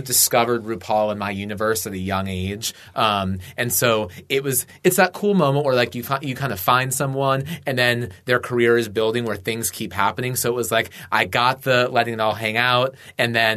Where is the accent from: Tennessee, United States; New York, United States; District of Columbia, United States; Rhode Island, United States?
District of Columbia, United States; Washington; also born or lived in Atlanta, Georgia, United States; I grew up in the D.C. area, I was born in Atlanta.